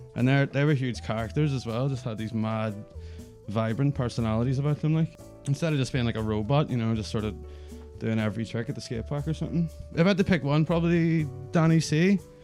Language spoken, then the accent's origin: English; Belfast, Northern Ireland, United Kingdom; I'm from Belfast and currently live in Belfast.